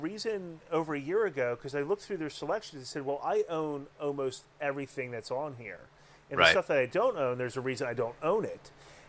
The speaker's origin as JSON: {"language": "English", "town": "Philadelphia", "region": "Pennsylvania", "country": "United States", "tie": "born or raised there", "said": "Yes, and I'm a very pissed off Dago that grew up in the city of Philadelphia."}